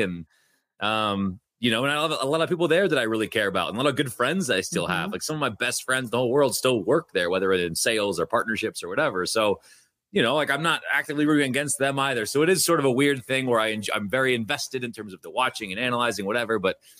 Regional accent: Bothell, Washington, United States; Yeah, I'm from Bothell, so I've been a 206 kid or a 425 kid my entire life.

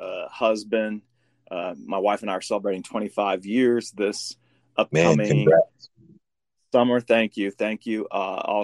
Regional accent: Midwest, United States; now in San Antonio, United States; I'm from the Midwest, moved here.

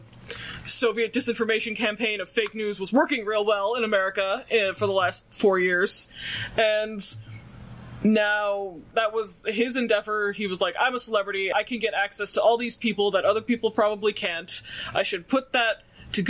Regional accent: Canada

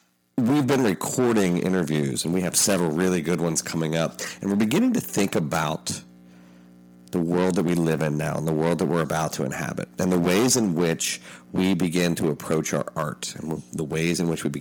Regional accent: Appalachia, United States; I'm Appalachian. I'm finishing up a book on the people that everybody's talking about right now. My family settled what the New York Times called the hardest place to live in America.

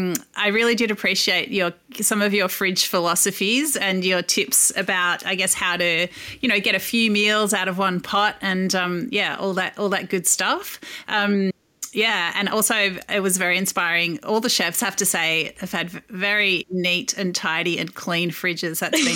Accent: Melbourne, Victoria, Australia; now in Sydney, Australia; which has also recently opened in my hometown of Melbourne, which is good for me.

